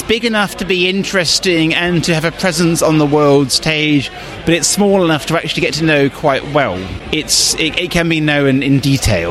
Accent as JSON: {"language": "English", "town": "Bristol", "region": "South West England", "country": "United Kingdom", "tie": "born or raised there", "moved": "as an adult", "lives_now": "New Zealand", "said": "I grew up in Bristol."}